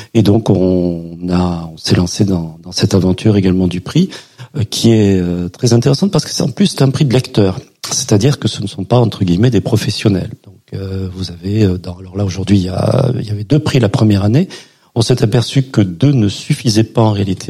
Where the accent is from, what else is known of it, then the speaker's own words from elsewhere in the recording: Perpignan, Occitania, France; je suis de Perpignan